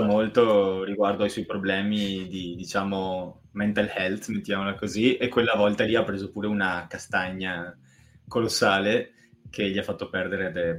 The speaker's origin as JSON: {"language": "Italian", "town": "Montebelluna", "region": "Veneto", "country": "Italy", "said": "ridente Montebelluna, mio compaesano"}